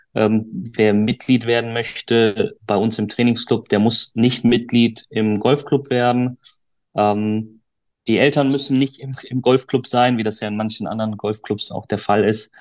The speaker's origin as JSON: {"language": "German", "town": "Duisburg", "region": "North Rhine-Westphalia", "country": "Germany", "said": "ich komme aus Duisburg, äh, habe meine Golfschule in Duisburg"}